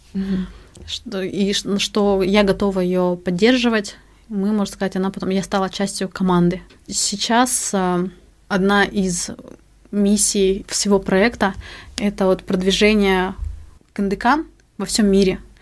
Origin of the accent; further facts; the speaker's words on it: Arka, Khabarovsk Krai, Russia; now in Yakutia, Russia; Родом я из села Арка Охотского района Хабаровского края